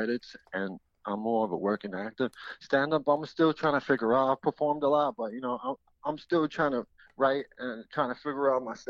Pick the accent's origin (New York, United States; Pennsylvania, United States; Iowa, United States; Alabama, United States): New York, United States; New York City; I'm first generation Puerto Rican. My parents are from Ponce, Puerto Rico, and I'm from the Bronx, New York